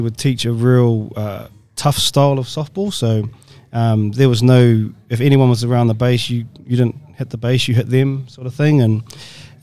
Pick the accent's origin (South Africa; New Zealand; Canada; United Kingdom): New Zealand; Auckland; also born or lived in Hawke's Bay, New Zealand / Tikitiki, East Coast, New Zealand; I was growing up in Otara, which was pretty much the king capital of Auckland at that time